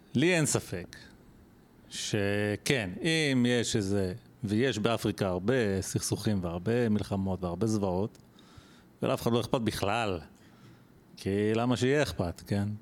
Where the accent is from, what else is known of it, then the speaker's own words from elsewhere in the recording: Israel; בתור ישראלי שחי פה